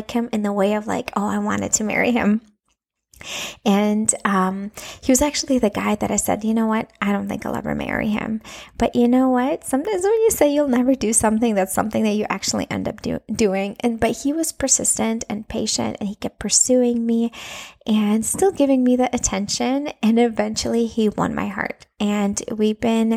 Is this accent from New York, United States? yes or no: no; Minneapolis, Minnesota, United States; first language Russian; English is a second language; moved away as an adult; also born or lived in Latvia; now in Florida, United States; I was born in Latvia. And when I was 9 years old, my family migrated and moved to United States, to Minnesota, Twin Cities, Minnesota. And we lived there for like 25 years